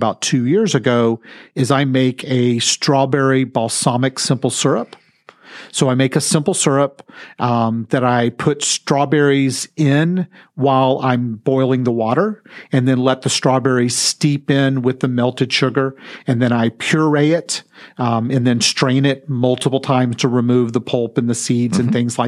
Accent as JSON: {"language": "English", "region": "Texas", "country": "United States", "said": "I'm from Texas"}